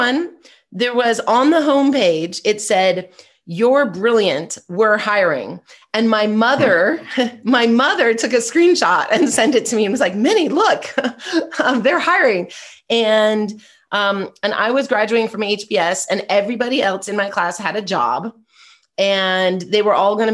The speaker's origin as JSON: {"language": "English", "region": "Southern California", "country": "United States", "said": "I'm from Southern California"}